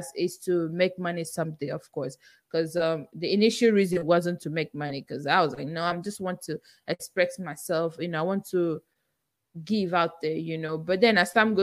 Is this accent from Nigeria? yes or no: yes; Nigeria; accent: Nigerian; English is a second language; now in United States; I still have my Nigerian accent and I'm very proud of it